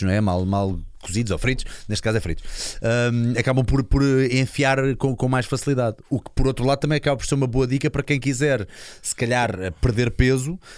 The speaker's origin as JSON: {"language": "Portuguese", "town": "Linda-a-Velha", "region": "Lisbon", "country": "Portugal", "said": "eu sou de Linda Velha"}